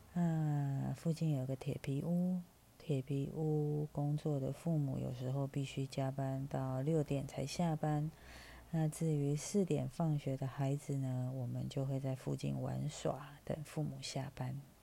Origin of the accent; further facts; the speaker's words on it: Taipei, Taiwan; 我来自台北，四十来岁，快五十了